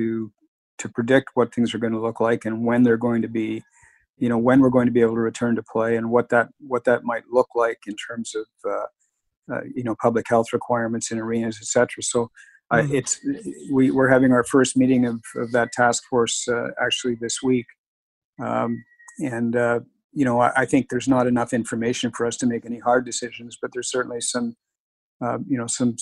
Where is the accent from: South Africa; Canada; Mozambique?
Canada; Being a Canadian, working with one of the Canadian teams in the Maritimes